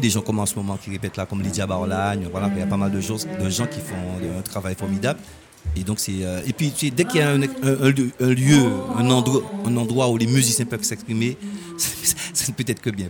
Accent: Sainte-Anne, Guadeloupe; j'ai grandi à Sainte-Anne

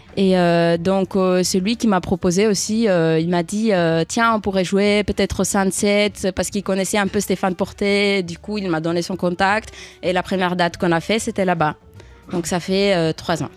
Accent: Greece; now in Paris, France; je viens de la Grèce

